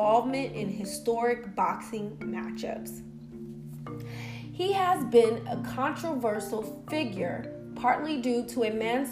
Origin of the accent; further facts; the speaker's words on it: Cleveland, Ohio, United States; now in New York City, United States; I've been in New York City for many years, but I grew up as a child in Cleveland, Ohio.